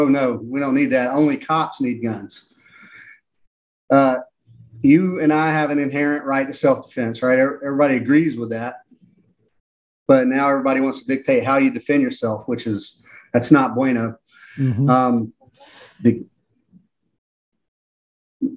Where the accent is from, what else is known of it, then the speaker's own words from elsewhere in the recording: Atlanta, Georgia, United States; I'm from Atlanta